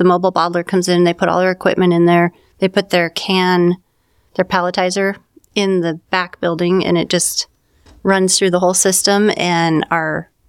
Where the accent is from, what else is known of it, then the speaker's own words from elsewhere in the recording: Bend, Oregon, United States; We grew up in Bend.